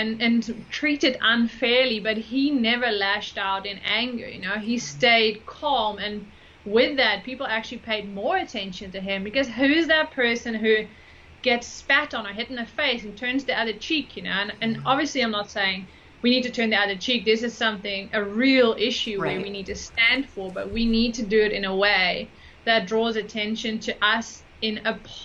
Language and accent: English; Netherlands; moved away; also born or lived in United States; I'm originally from the Netherlands